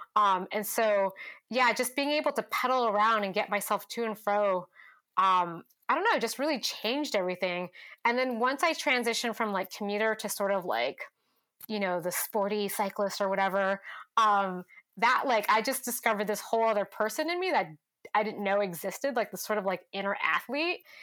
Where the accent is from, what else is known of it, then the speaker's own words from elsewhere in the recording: Stockton, California, United States; also born or lived in San Francisco, California; now in Portland, United States; I grew up in Stockton, California